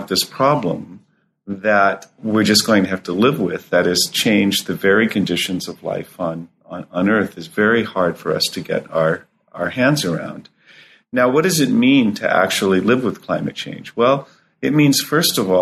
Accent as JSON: {"language": "English", "region": "Southern California", "country": "United States", "tie": "born or raised there", "also_born_or_lived": "Boulder, Colorado", "moved": "as an adult", "said": "As a child growing up in Southern California"}